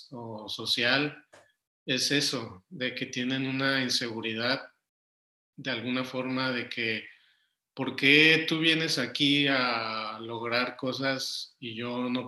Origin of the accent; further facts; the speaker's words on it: Mexico City, Mexico; moved away as an adult; now in Monterrey, Mexico; soy chilango, así les digo, soy chilango, soy de Ciudad de México.